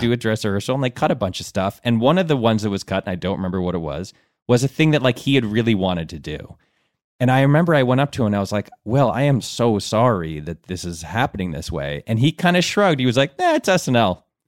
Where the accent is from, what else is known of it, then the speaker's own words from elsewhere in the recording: Connecticut, United States; also born or lived in Ann Arbor, Michigan; I grew up my whole life on the East Coast